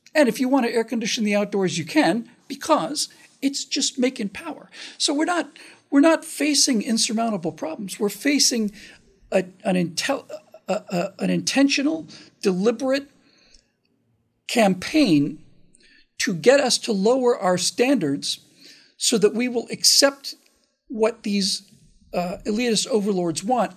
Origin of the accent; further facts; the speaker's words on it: United States; especially as an American